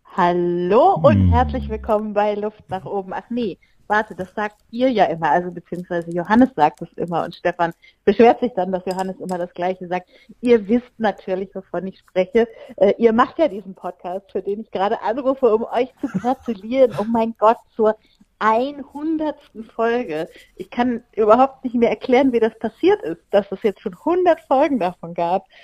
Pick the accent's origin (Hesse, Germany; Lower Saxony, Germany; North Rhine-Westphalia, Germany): Lower Saxony, Germany; Bleckede; also born or lived in Babelsberg; now in Potsdam-Babelsberg, Germany; meinem Originalort, also wo ich herkomme, wo ich aufgewachsen bin und so weiter. Das ist nämlich Blekede im schönen Niedersachsen